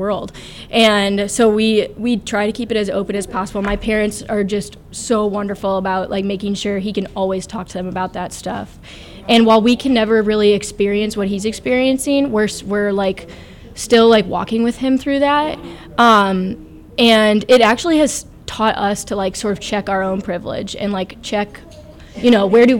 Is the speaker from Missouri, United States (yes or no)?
yes; Kirkwood, Missouri, United States; moved away as an adult; now in Chicago, United States; I was born in St. Louis. I've always lived in St. Louis.